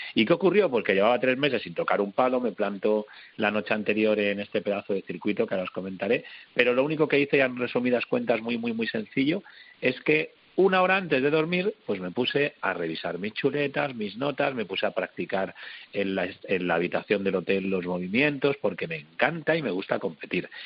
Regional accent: Madrid, Community of Madrid, Spain; now in Málaga, Spain; yo soy un madrileño viviendo en Málaga

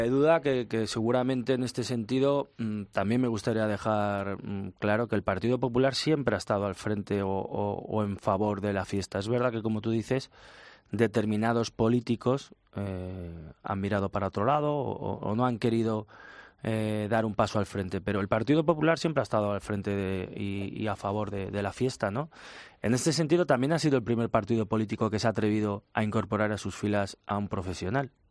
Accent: Spain; también pienso indudablemente como individuo, como ciudadano, como español

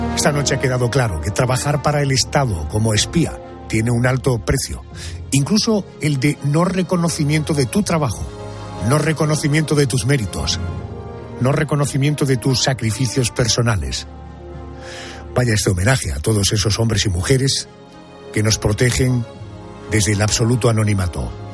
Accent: Spain

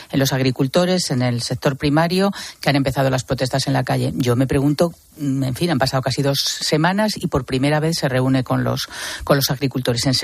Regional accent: Spain; yo creo que como ciudadana español, española, me molesta

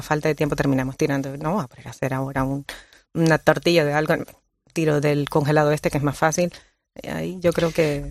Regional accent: Colombia; now in Canary Islands, Spain; nací en Colombia y llevo 20 años ya viviendo en, Canarias

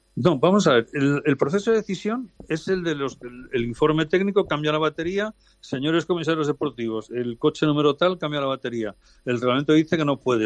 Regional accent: Spain; soy español

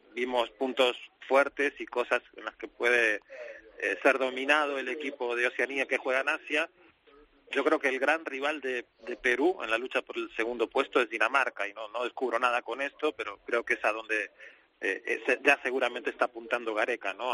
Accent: Argentina

